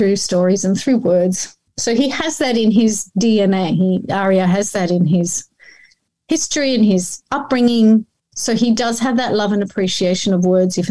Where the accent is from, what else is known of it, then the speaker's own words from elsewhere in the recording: Australia; English is a second language; also born or lived in Iran / Melbourne, Australia; came here as a refugee at the age of 9